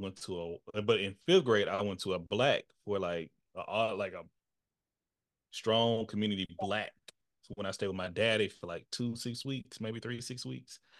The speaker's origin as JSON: {"language": "English", "region": "East Texas", "country": "United States", "tie": "born or raised there", "said": "my access and quality of education was very clear um, in my town. I'm from East Texas, where I'm from"}